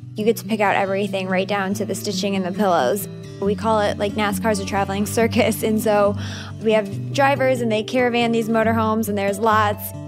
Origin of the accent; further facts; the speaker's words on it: Northwest Indiana, United States; Growing up in Northwest Indiana